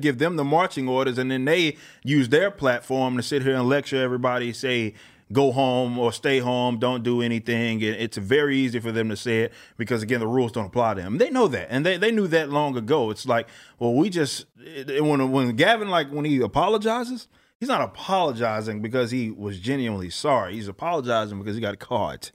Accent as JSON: {"language": "English", "town": "Dallas", "region": "Texas", "country": "United States", "tie": "born or raised there", "said": "I'm from South Dallas, Oak Cliff, Texas."}